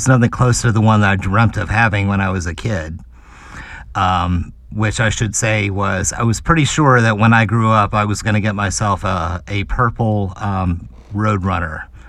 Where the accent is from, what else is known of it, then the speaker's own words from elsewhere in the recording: Charleston, South Carolina, United States; growing up in Charleston, South Carolina